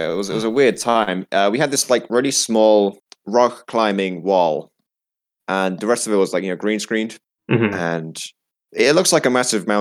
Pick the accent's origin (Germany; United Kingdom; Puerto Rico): United Kingdom; So I'm from the UK